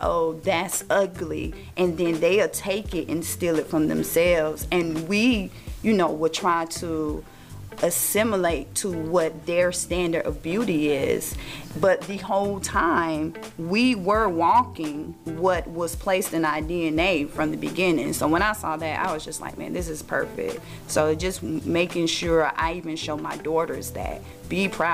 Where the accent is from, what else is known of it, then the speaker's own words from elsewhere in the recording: United States; being born and raised in America